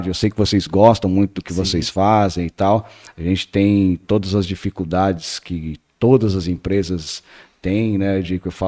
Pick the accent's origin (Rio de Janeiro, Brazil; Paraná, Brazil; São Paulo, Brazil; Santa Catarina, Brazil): Paraná, Brazil; moved away; eu que sou do Paraná, que vim do Paraná, é, é encontrei um, uma nova família aqui também